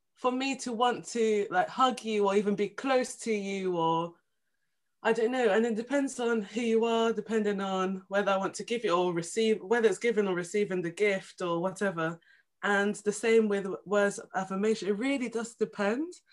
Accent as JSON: {"language": "English", "region": "London", "country": "United Kingdom", "also_born_or_lived": "Essex", "said": "I'm from London"}